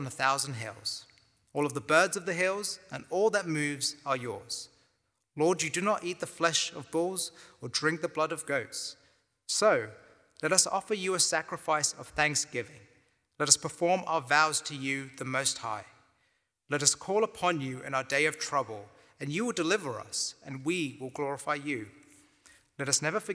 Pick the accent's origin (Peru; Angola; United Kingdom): United Kingdom; London; moved away as an adult; also born or lived in Cambridge, England; now in Waco, United States; I was born and raised in London, England. So I call Northeast London my hometown.